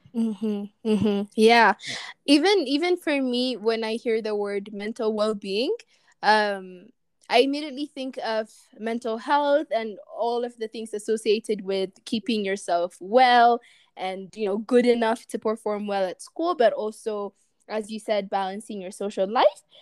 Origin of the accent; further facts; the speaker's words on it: Ethiopia; moved away as an adult; growing up in Ethiopia